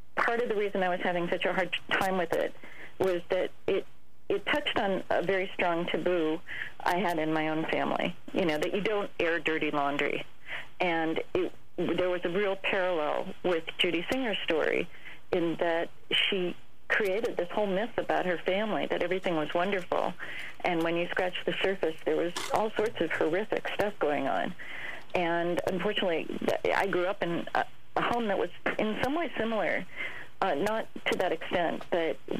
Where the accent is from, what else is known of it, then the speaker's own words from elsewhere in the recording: San Mateo, California, United States; I grew up in San Mateo